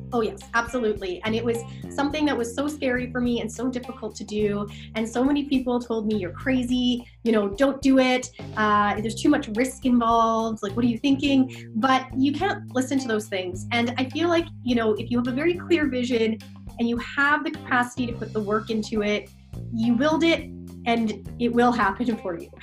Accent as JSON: {"language": "English", "town": "Fort McMurray", "region": "Alberta", "country": "Canada", "tie": "born or raised there", "also_born_or_lived": "Calgary, Alberta", "moved": "as an adult", "lives_now": "Vancouver, Canada", "said": "I'm from Fort McMurray, Alberta. Uh, but yeah, I am. I was born there, raised there."}